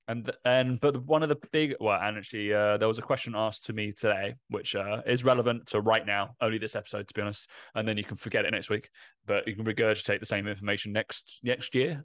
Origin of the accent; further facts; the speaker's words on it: Essex, East of England, United Kingdom; accent: Essex; my Essex accent comes out every now and again